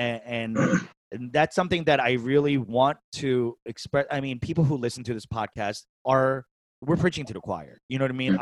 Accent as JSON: {"language": "English", "town": "New York City", "region": "New York", "country": "United States", "tie": "born or raised there", "also_born_or_lived": "San Francisco, California", "moved": "as an adult", "lives_now": "California, United States", "said": "I was born and raised in New York City"}